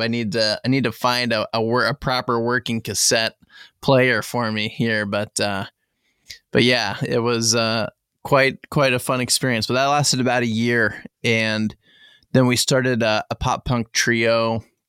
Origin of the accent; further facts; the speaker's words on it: southern Indiana, United States; I grew up, you know, I spent most of my life in southern Indiana, pretty far south, like almost, almost Kentucky